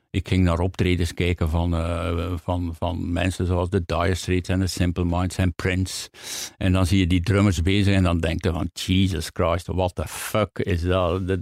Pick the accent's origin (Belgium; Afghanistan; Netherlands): Belgium; Hamme, Flanders; In Hamme. Dat is tussen, tussen Gent en, eh, en, Antwerpen eigenlijk.